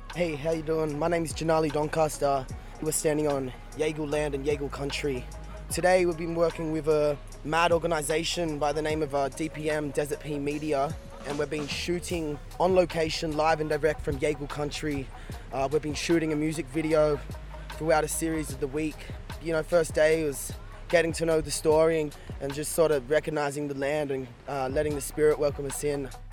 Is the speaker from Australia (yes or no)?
yes; Byron Bay, New South Wales, Australia; growing up in Byron Bay and around the Shire